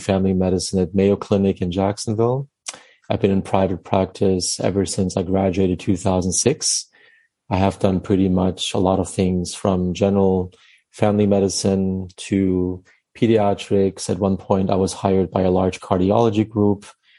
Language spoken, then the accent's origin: English; Northern Germany, Germany; moved away as an adult; also born or lived in Atlanta, Georgia, United States; now in Amelia Island, United States; I was from northern Germany, near Hamburg